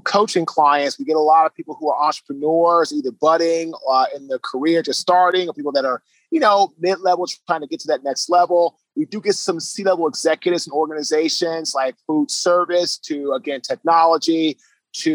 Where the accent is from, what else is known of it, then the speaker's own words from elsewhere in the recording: Washington, District of Columbia, United States; also born or lived in Baltimore, Maryland; now in Raleigh, United States; So I'm originally from Washington, D.C. I currently now live in Raleigh, North Carolina